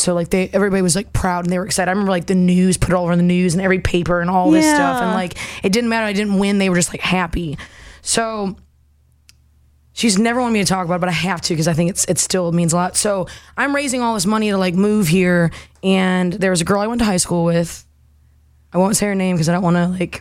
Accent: Toledo, Ohio, United States; now in Nashville, United States; I'm originally from Toledo

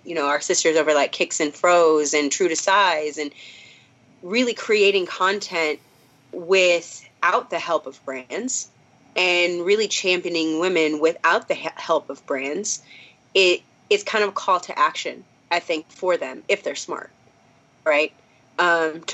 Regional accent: Minnesota, United States; I'm from Minnesota

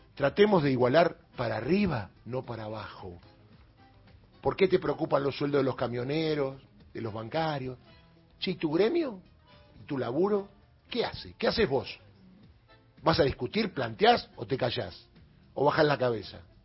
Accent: Argentina; somos argentinos

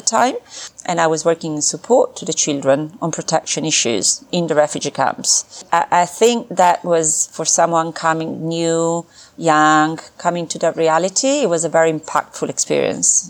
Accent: Milan, Lombardy, Italy; grew up in uh, Milan, Italy. That's where I was born

